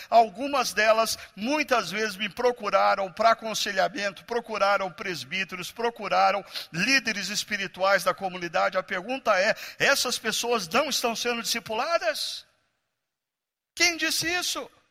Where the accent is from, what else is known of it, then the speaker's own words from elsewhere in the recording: Brazil; nós brasileiros